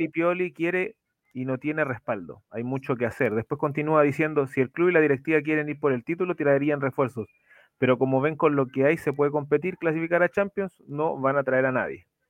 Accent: Chile; para los que somos de Chile

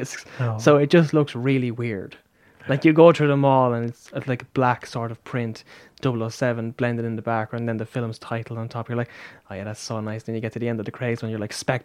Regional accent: Ireland; as Irish people

